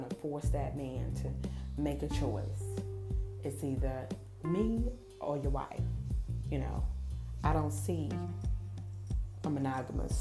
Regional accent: United States; I am African-American.

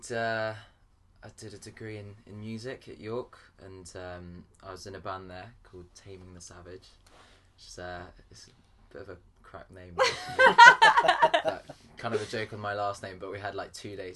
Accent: Paris, Île-de-France, France; now in Winchester, United Kingdom; originally I, I grew up in Paris, and then I moved to Winchester

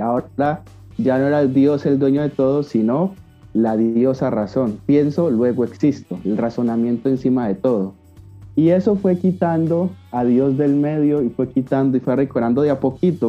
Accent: Cali, Valle del Cauca, Colombia; Yo vivo en Cali, Colombia, Santiago de Cali, para los que quizás no conozcan, es una ciudad de las de las grandes que hay en mi país, Colombia.

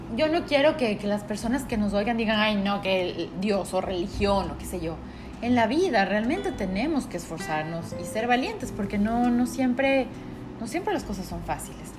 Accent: Quito, Pichincha, Ecuador; now in Guayaquil, Ecuador; nosotros estamos en Guayaquil, pero eh, bueno, yo soy de Quito

